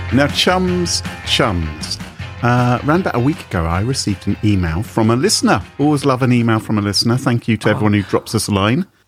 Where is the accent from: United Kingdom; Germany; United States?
United Kingdom; I'm British